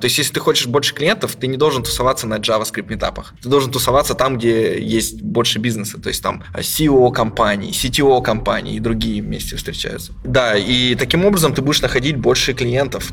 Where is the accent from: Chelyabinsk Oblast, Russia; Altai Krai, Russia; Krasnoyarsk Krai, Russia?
Krasnoyarsk Krai, Russia; Krasnoyarsk; moved away as an adult; now in Berlin, Germany; Я вот из маленького города, ну, как маленький миллионник, Красноярск